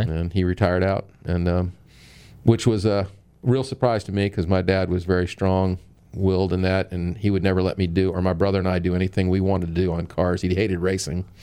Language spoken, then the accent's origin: English; St. Petersburg, Florida, United States; I was born here in St. Pete